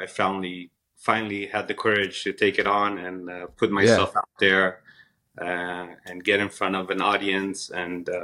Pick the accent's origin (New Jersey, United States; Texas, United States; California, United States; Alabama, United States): California, United States; Los Angeles; I'm from Los Angeles, California. I was pretty much raised out here. My family immigrated here back in 1990